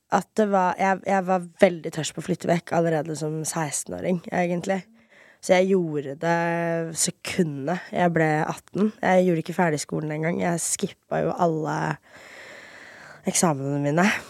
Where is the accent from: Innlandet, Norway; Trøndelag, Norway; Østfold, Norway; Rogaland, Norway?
Østfold, Norway; Fredrikstad; moved away as an adult; also born or lived in Miami, Florida, United States / Moss, Norway; now in Oslo, Norway; der bodde jeg fra 4.-5. klasse til videregående